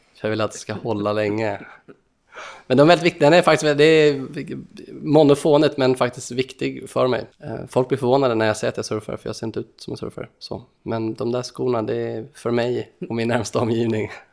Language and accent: Swedish; Sweden; vi som svenskar